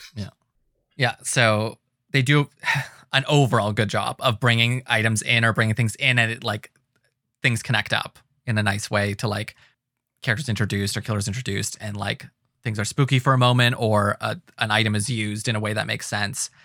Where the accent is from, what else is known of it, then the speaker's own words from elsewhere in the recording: Ontario, Canada; we're always branding ourselves as Canadian, Ontario